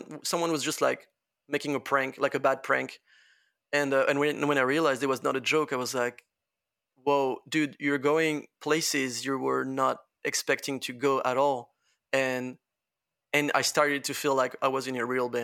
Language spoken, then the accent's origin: English; Laval, Pays de la Loire, France; English is a second language; I come from fucking Laval. I come from Laval